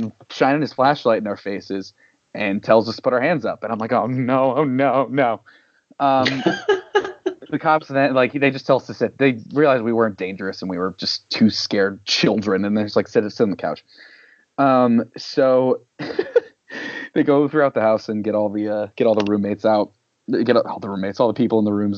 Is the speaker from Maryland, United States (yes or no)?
yes; Salisbury, Maryland, United States; we were teenagers growing up in Salisbury